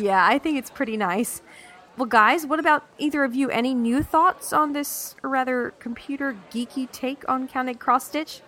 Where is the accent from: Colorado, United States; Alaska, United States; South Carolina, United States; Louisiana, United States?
South Carolina, United States; now in North Texas, United States; growing up in South Carolina, we did have a few tornadoes here and there